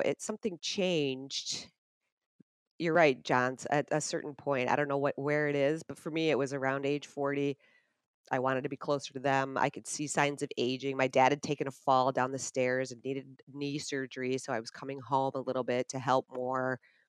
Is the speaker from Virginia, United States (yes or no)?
no; Grand Rapids, Michigan, United States; it felt cooler to say I was from Chicago than from Grand Rapids.